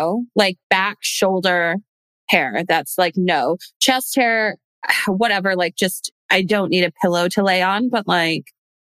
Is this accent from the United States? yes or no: yes; Michigan, United States; moved away as an adult; now in United Kingdom; I'm currently in the UK. I'm from Michigan.